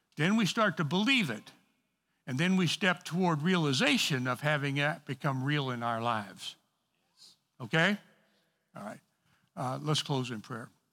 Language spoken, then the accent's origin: English; East St. Louis, Illinois, United States; I'm from East Saint Louis